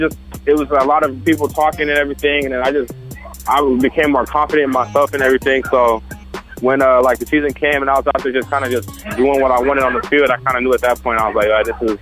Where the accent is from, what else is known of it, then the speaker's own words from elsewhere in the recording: Temecula, California, United States; also born or lived in San Diego; And then I grew up in Temecula and Marietta area. So I went to kindergarten and sixth grade there.